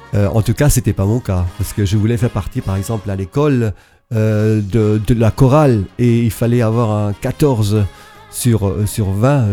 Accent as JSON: {"language": "French", "area": "Alsace", "region": "Grand Est", "country": "France", "said": "je viens de l'Alsace"}